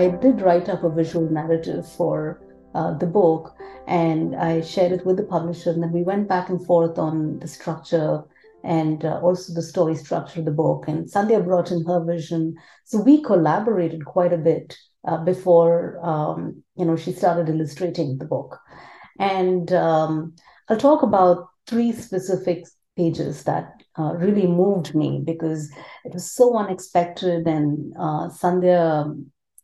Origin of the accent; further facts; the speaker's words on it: India; first language Tamil; English is a second language; moved away; I grew up in India in a very small apartment